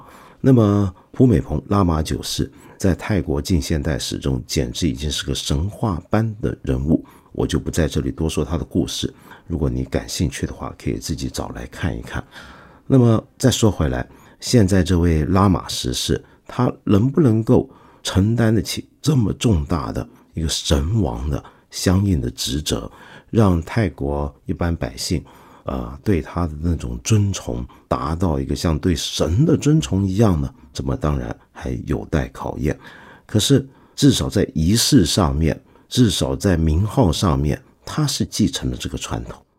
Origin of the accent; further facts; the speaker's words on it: China; 也不是我们中国人习惯的盘腿而坐